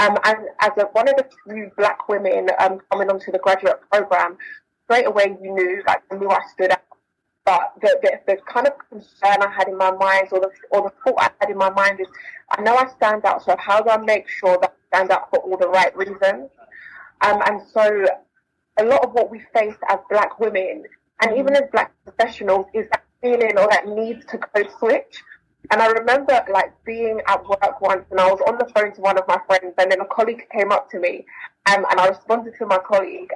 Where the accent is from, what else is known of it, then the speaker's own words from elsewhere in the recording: London, United Kingdom; I was born, born and raised in London, um, South London